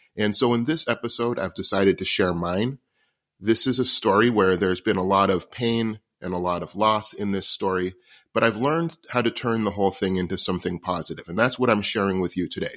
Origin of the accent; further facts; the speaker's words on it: New York City, New York, United States; I was born homeless in New York City in nineteen seventy-seven